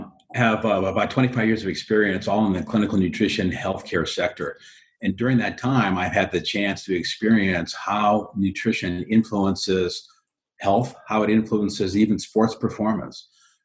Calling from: Mooresville, North Carolina, United States; I'm social distancing from Mooresville, North Carolina.

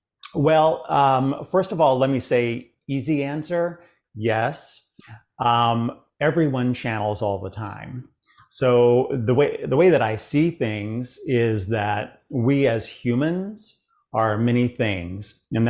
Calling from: Chapel Hill, North Carolina, United States; Well, I'm really based out of Florida, but I'm in Chapel Hill, North Carolina right now. I'm working on a few projects here. So calling right now from Chapel Hill, North Carolina.

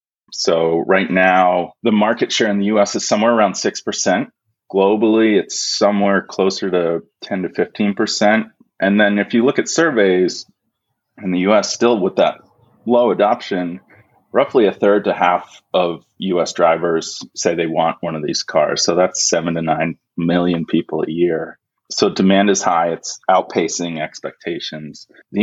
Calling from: Princeton, New Jersey, United States; I'm near Princeton, New Jersey, Jason.

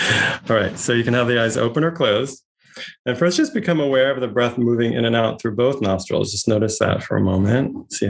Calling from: Santa Barbara, California, United States; I'm joining you from Chumash land, colonized as Santa Barbara, California today.

